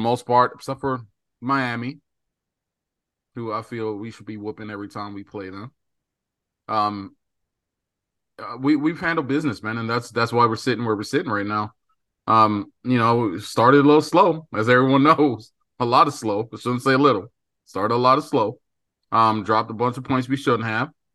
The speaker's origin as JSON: {"language": "English", "country": "Bermuda", "tie": "born or raised there", "moved": "yes", "said": "I grew up in Bermuda"}